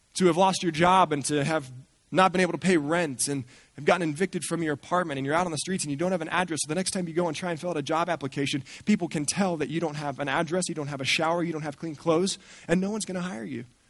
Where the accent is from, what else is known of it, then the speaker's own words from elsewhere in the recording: Colorado, United States; moved away as an adult; also born or lived in Santa Barbara; I grew up in Colorado right in the shadow of the Rocky Mountains